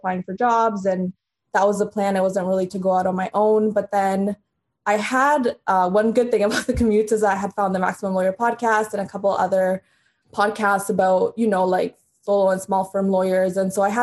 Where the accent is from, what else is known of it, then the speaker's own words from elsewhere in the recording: Canada; also born or lived in Honduras; I was born in Honduras, moved to Canada when I was in grade 3 or 4, and then moved to a little town called Elmer